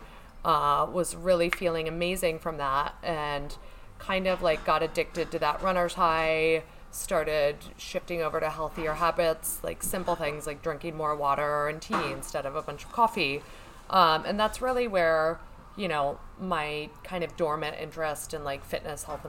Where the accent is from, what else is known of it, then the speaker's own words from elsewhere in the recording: New York, United States; I'm a New Yorker